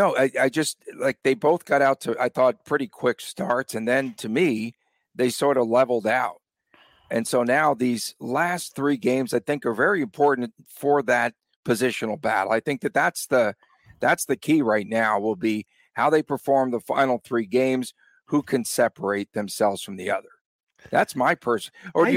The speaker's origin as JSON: {"language": "English", "town": "Las Vegas", "region": "Nevada", "country": "United States", "said": "For my man, Chris Golic … from Las Vegas."}